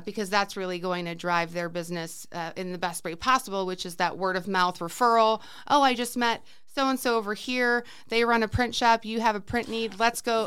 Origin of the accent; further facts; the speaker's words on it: Cleveland, Ohio, United States; moved away as an adult; also born or lived in Arizona; now in Peoria, Arizona, United States; I'm originally from Cleveland, Ohio, born and raised, uh, lived there for most of my life